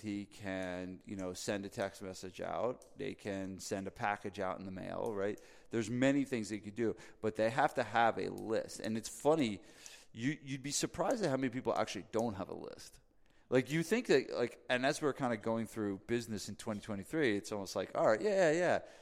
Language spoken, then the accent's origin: English; New Jersey, United States; I'm from New Jersey